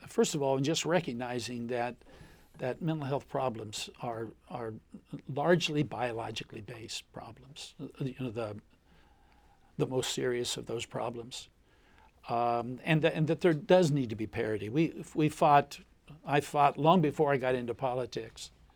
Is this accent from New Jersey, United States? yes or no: no; Lucasville, Ohio, United States; also born or lived in Appalachia; my hometown of Lucasville, Ohio